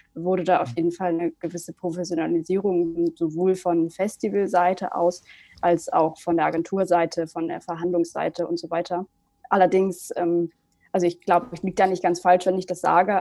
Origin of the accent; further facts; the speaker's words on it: Germany; ich bin aufgewachsen in der Nähe von Hamburg